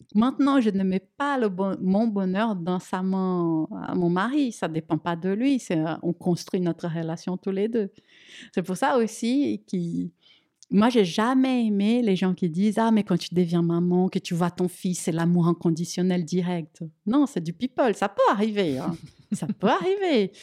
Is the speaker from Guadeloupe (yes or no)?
no; Brazil; French is a second language; moved away as an adult; now in France